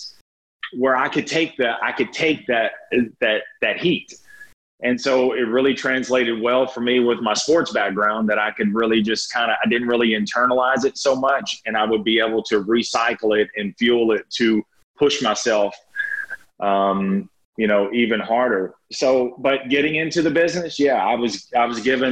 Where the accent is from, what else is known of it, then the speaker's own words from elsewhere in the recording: North Louisiana, United States; moved away as an adult; now in Lake Charles, United States; I wasn't even from Lake Charles. I'm from North Louisiana. I came down here as an undersized lineman